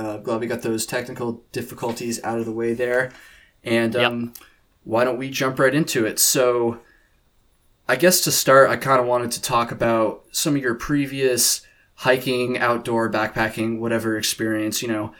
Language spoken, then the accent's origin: English; Vermont, United States; I'm from Vermont. I'm recording this in Vermont right now. And I had done it once in sections when I was in high school.